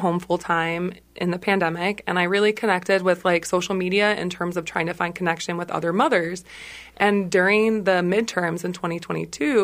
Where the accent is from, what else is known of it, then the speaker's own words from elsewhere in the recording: Naperville, Illinois, United States; moved away as an adult; also born or lived in Michigan / Washington, D.C.; now in Minnesota, United States; I'm from a suburb of Illinois, Naperville. So I lived about 45 minutes outside Chicago. That's where I was born and raised.